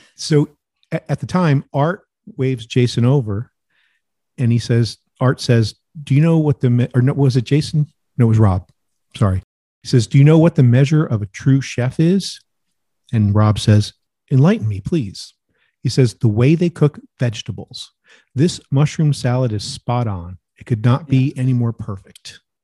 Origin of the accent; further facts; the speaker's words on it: New Jersey, United States; I grew up in New Jersey and Sicilian stuff, but also my father was a Georgia boy